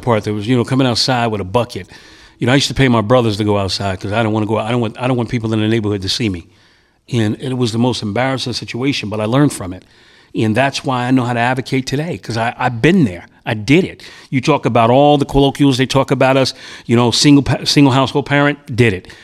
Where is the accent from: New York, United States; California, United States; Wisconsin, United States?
New York, United States; New York City; also born or lived in Bedford-Stuyvesant, Brooklyn; I moved into the Bed Stuy area from my hometown of Prospect Heights